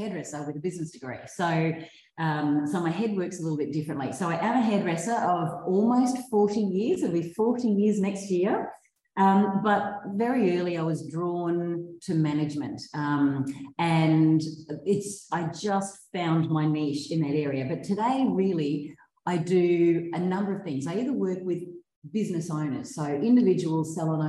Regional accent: Brisbane, Queensland, Australia; also born or lived in Hervey Bay; I grew up in Brisbane, but from my early high school years, so just turned 13, I think it was, my family moved to Hervey Bay

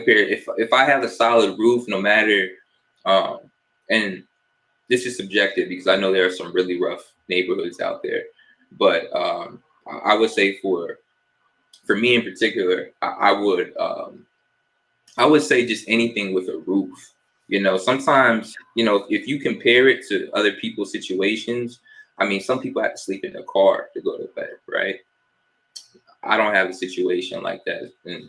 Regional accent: New Jersey, United States; also born or lived in Fort Lauderdale; I was born in New Jersey. Shout out to my Jersey folks. I've kind of lived everywhere, though. When I was about 5 or 6, moved down to South Florida, lived in Fort Lauderdale area for about 7 years.

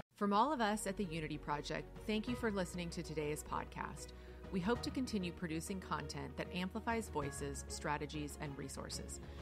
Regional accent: Miami, Florida, United States; I'm from Miami, Florida

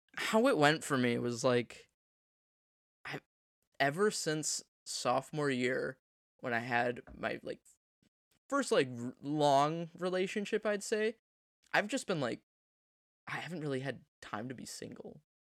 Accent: United States; we're American

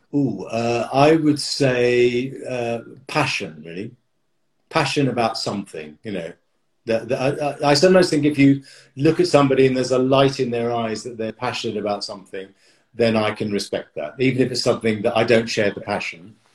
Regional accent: United Kingdom; I'm very British

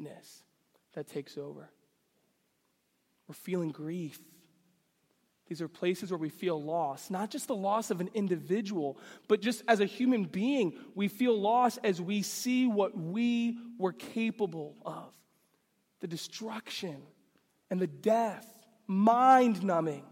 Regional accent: New York City, New York, United States; I grew up in New York City

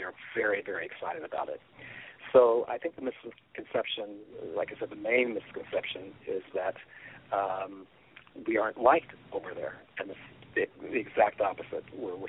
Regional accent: Kansas City, Missouri, United States; now in Los Angeles, United States; I live in Los Angeles, California, and I'm originally from Kansas City, Missouri.

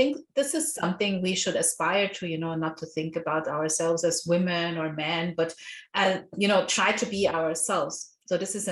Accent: Nigeria; I grew up in Nigeria

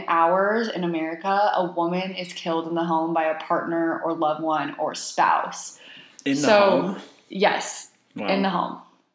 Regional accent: Texas, United States; I am a Texan.

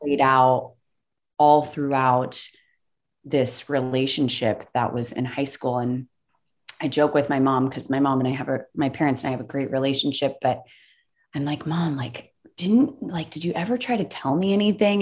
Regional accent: the South, United States; I grew up in the South

